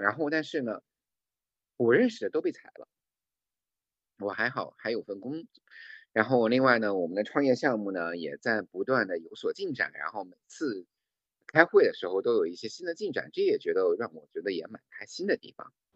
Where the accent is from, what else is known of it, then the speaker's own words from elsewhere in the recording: Shandong, China; moved away; also born or lived in Shanghai / Hong Kong; 我又回山东，因为我山东人嘛，过年我就回家了